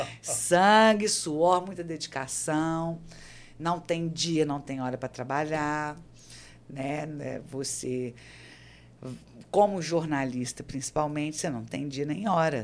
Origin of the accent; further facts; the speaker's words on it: Belo Horizonte, Minas Gerais, Brazil; moved away as an adult; now in João Pessoa, Brazil; eu sou de Belo Horizonte, né? E assim, há 12 anos eu estou aqui na Paraíba. É, sou mineira da Gema